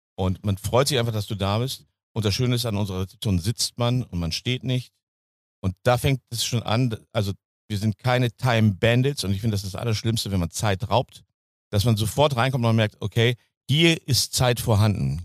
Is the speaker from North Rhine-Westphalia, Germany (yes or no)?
yes; North Rhine-Westphalia, Germany; Als Ostwestfale, wir sind ja Teutonen